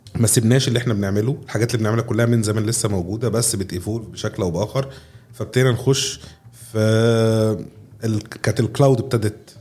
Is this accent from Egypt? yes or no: yes; Egypt; عندنا في مصر